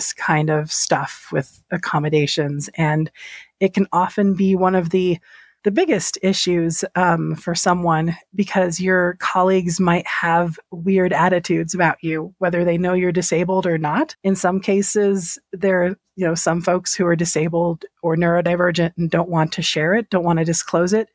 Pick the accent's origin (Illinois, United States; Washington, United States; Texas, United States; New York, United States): Texas, United States; San Antonio; I come from San Antonio, which is predominantly Hispanic, Latinx. We're mostly Mexican